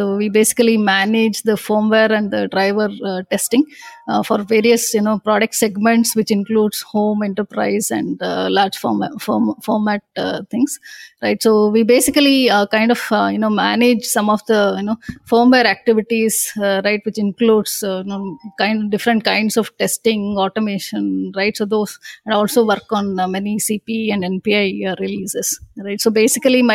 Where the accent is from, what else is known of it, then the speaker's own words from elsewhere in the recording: Bangalore, Karnataka, India; I'm born and brought up in Bangalore, right? My entire schooling, starting from my nursery grade to my engineering, has been done in Bangalore